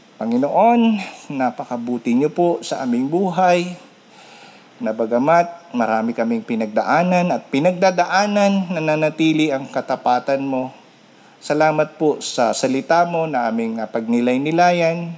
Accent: Philippines

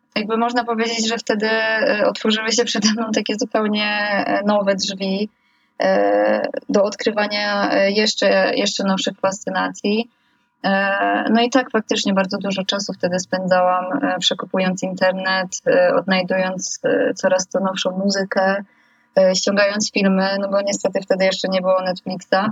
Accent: village about 40 km from Gdańsk, Pomeranian Voivodeship, Poland; moved away as an adult; now in Gdańsk, Poland; jestem właśnie z okolic e, miasteczka, które, które jest obok mojej wsi, albo wręcz, że mieszkam około 40 kilometrów e, za Gdańskiem.

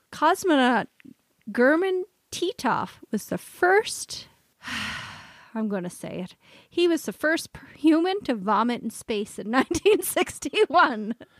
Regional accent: Canada; we're Canadian

